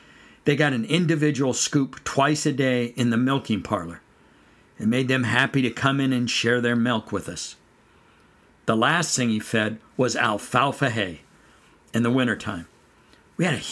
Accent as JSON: {"language": "English", "area": "San Joaquin Valley", "region": "California", "country": "United States", "tie": "born or raised there", "moved": "yes", "lives_now": "North Carolina, United States", "said": "I grew up in California, in the San Joaquin Valley, on a dairy"}